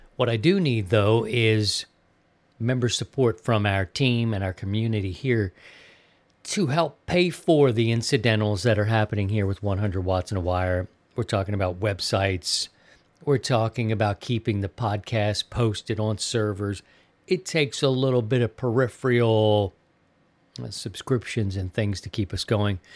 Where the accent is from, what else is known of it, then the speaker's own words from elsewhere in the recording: Maryland, United States; also born or lived in Missouri; now in Sarasota, United States; my home state of Maryland